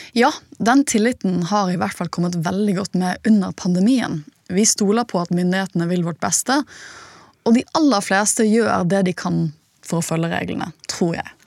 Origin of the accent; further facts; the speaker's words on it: Norway; vi er ganske tillitsfulle som nordmenn